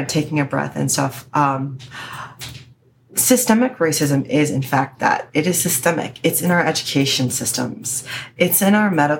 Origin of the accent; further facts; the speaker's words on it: Chicago, Illinois, United States; 1312 is Chicago's area code. Cause that's my hometown